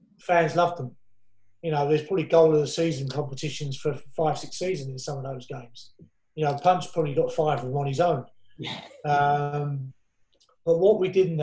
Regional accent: Essex, East of England, United Kingdom; I grew up together in Essex schools

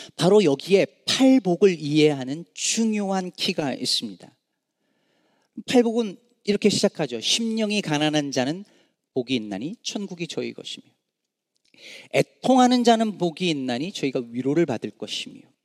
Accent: Jecheon, North Chungcheong, South Korea; moved away; also born or lived in Daejeon; 제가 그 어, 중국 제천 시골 출신이잖아요

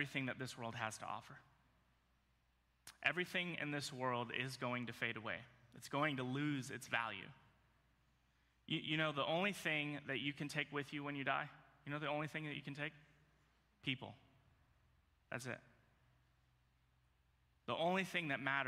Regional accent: Virginia, United States; moved away; So I grew up in Virginia

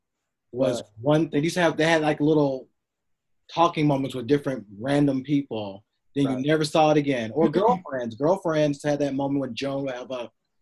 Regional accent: the South, United States; I was from the South

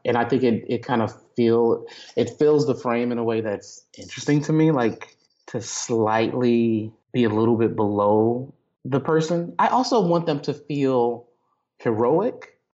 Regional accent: Texas, United States; I grew up Baptist in Texas

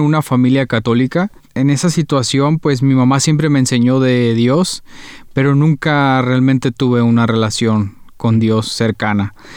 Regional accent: Guadalajara, Jalisco, Mexico; also born or lived in Paraguay; Yo soy mexicano, nací en la ciudad de Guadalajara, Jalisco, es la segunda ciudad más grande de México, aproximadamente 7 millones de habitantes. Ahí fue donde crecí

